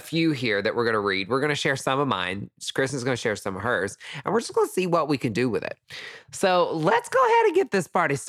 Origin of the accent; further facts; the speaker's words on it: East Tennessee, United States; where I'm from, East mm-hmm. Tennessee. So, East like, Tennessee.